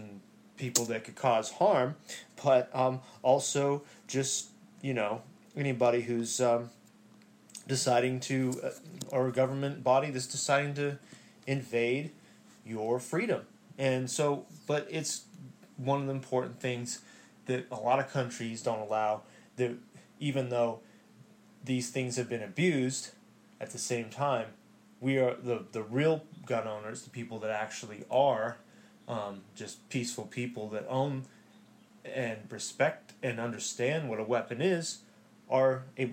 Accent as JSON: {"language": "English", "country": "United States", "also_born_or_lived": "Hawaii", "said": "I'm American. I live in America, even though it's Hawaii, which is a little different than other states."}